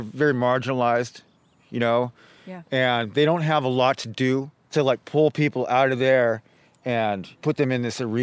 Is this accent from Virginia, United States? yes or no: no; Santa Cruz, California, United States; I was born here in Santa Cruz, California on December 29th of 1965